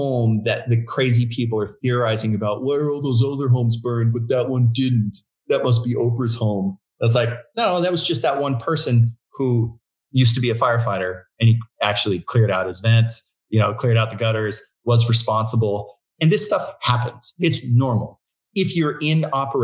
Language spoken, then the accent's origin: English; Agoura Hills, California, United States; also born or lived in Santa Barbara; we grew up in Agoura Hills, right on PCH.